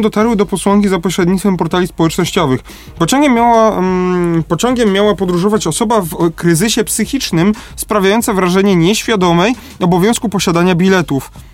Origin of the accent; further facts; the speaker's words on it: Lesser Poland, Poland; u nas w Małopolsce